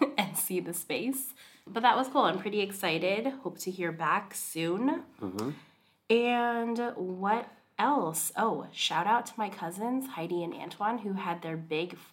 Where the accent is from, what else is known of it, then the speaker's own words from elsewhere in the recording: Hawaii, United States; now in Seattle, United States; I'm from Hawaii.